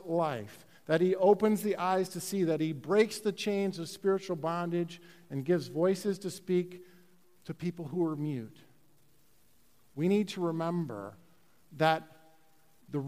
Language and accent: English; Chicago, Illinois, United States; I grew up in Chicago, North Side